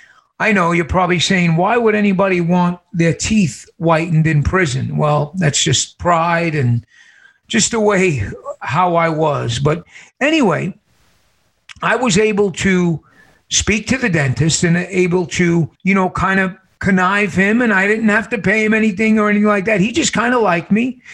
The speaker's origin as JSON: {"language": "English", "town": "New York City", "region": "New York", "country": "United States", "tie": "born or raised there", "moved": "yes", "lives_now": "Casa Grande, United States", "said": "I was born and raised in New York City"}